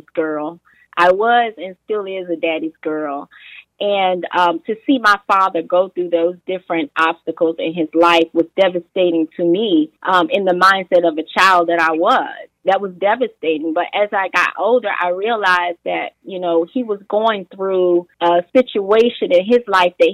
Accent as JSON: {"language": "English", "town": "Portsmouth", "region": "Virginia", "country": "United States", "tie": "born or raised there", "said": "my upbringing in, let's see, Portsmouth, Virginia, that's my hometown"}